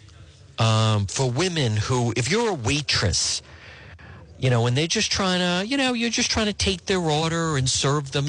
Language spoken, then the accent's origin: English; Edgewood, United States; growing up in Edgewood